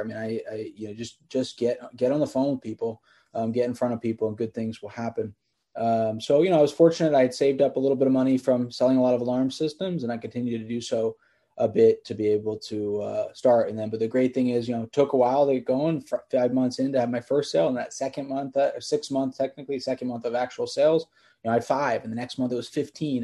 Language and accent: English; Bethlehem, Pennsylvania, United States; So I grew up in Bethlehem, Pennsylvania, is where I started the company, hour north of Philadelphia.